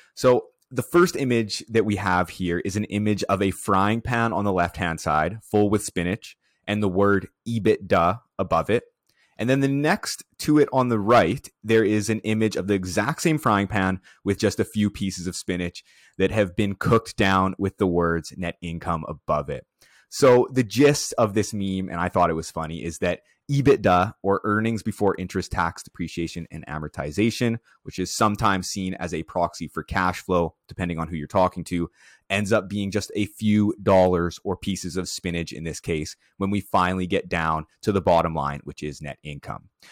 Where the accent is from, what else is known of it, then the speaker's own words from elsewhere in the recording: Prince Albert, Saskatchewan, Canada; Prince Albert, where is, which is my hometown.